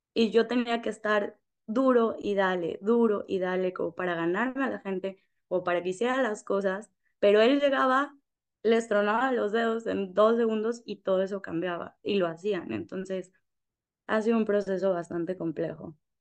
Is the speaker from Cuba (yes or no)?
no; Mexico; moved away as an adult; also born or lived in Paraguay / Puerto Rico / Spain; now in Dominican Republic; yo soy de México